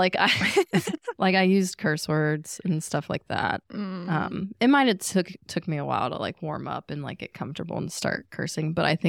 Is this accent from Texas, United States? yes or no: no; Chesapeake, Virginia, United States; Even myself, like where I grew up in Chesapeake, like I wasn't like super devout Christian